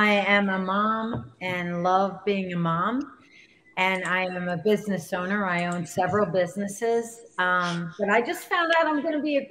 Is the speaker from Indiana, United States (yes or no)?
no; New Jersey, United States